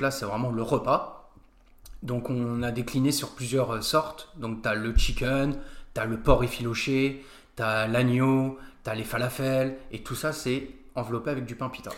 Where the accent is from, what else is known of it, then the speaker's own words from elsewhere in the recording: Nancy, Grand Est, France; also born or lived in Australia; je viens de Nancy, je connais Nancy par cœur maintenant, et puis j'ai été au lycée Charles de Foucault